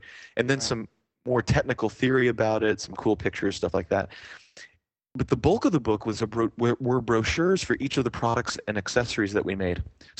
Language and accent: English; Canada; in Canada generally, being Canadian, but also here